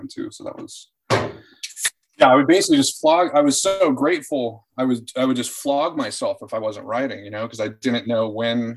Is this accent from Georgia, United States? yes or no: no; Orange County, California, United States; also born or lived in Fairfield, Iowa; now in Los Angeles, United States; I'm an Orange County kid